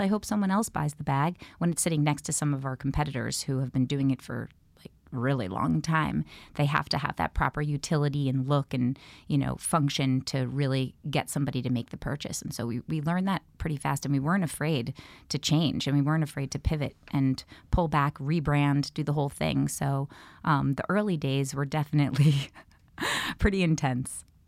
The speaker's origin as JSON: {"language": "English", "region": "New York", "country": "United States", "tie": "born or raised there"}